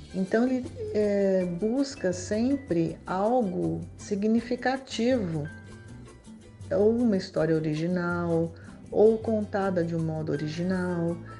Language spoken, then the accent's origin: Portuguese; São Paulo, Brazil; also born or lived in Macaé / France / Rio de Janeiro; now in Manaus, Brazil; eu nasci em, em São Paulo em 1960